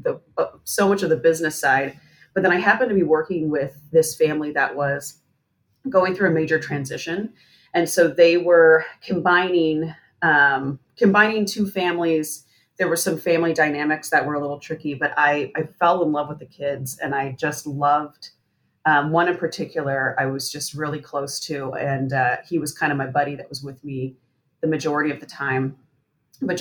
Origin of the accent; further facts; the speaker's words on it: Seattle, Washington, United States; I grew up in Seattle, and so I've been living here most of my life.